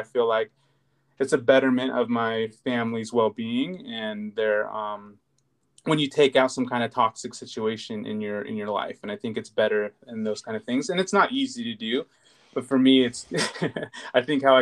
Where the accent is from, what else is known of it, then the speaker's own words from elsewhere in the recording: United States; I'm very American. I grew up here